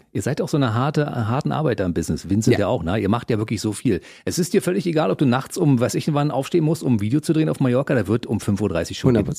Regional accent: Berlin, Germany; meiner Heimatstadt Berlin

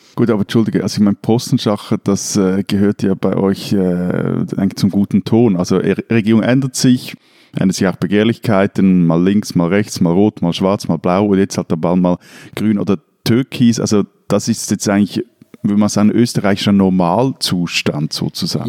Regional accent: Switzerland; als Schweizer

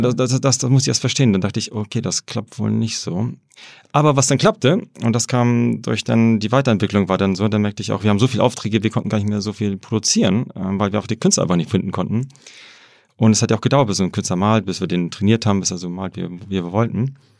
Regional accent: Germany; also born or lived in Hamburg / Wrocław; ich habe ja in Deutschland ähm, bin ich aufgewachsen und, äh, und studiert.

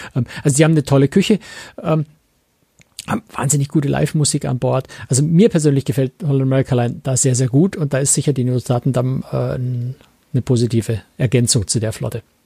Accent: Germany; als Europäer, als Deutscher

